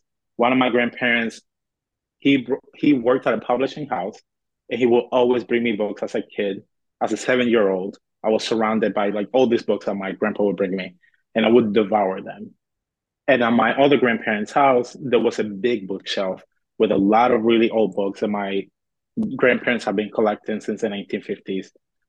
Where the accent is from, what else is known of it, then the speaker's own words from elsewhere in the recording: Cuba; moved away; So I was born on the island. I was born in Cuba.